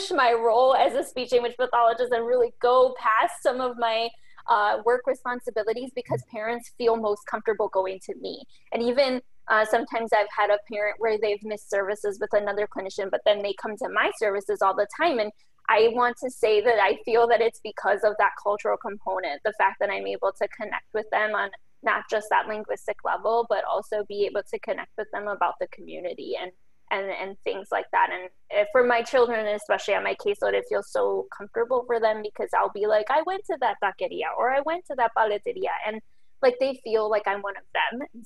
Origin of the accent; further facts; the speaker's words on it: Illinois, United States; I grew up in the Latinx community in the Chicago suburbs